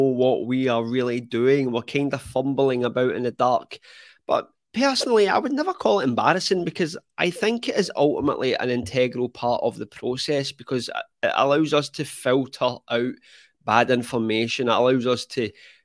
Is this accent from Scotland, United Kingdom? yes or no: yes; Scotland, United Kingdom; I'm actually from Scotland